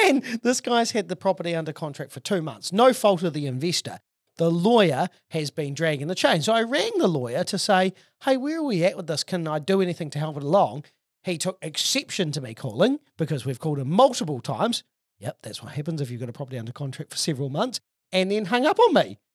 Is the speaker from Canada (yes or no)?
no; Auckland, New Zealand; I'm from Auckland and I've been specialising in property investment for 20 years